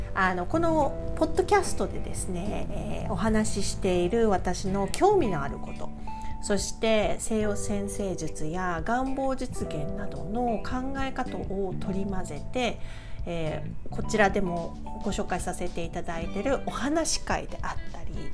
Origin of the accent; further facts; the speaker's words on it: Kansai, Japan; 私はですね、やっぱり関西で育ってるんで